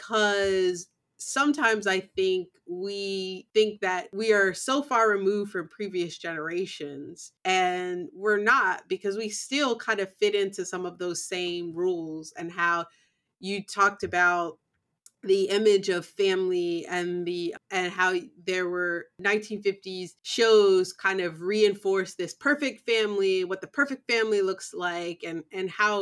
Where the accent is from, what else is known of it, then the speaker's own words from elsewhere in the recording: the North, United States; I grew up in the North. However, I do know that I also have Black culture defined roles. And even my father's family coming from the South, some of that is ingrained in me as well.